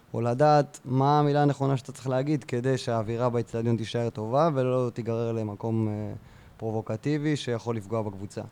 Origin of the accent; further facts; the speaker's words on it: Beersheba, Southern District, Israel; also born or lived in central Israel; now in Kibbutz Ruhama, Israel; אני באר שבעי, כן. גדלתי בנווה זאב